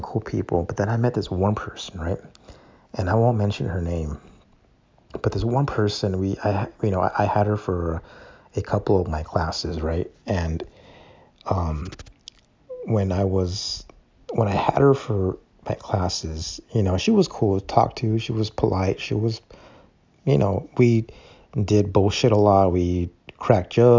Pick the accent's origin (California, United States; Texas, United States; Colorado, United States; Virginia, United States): California, United States; Calexico; So they have an extended version of that campus here in my hometown. It's SDSU/Calexico campus.